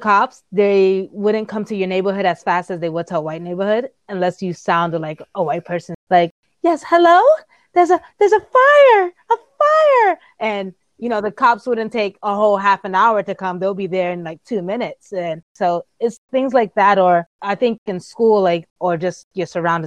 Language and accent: English; New York City, New York, United States; also born or lived in Appleton, Wisconsin